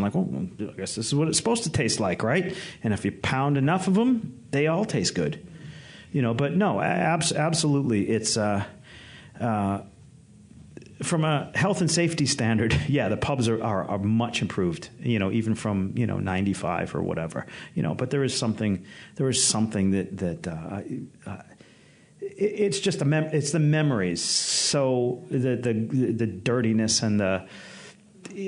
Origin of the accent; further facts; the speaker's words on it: United States; I'm American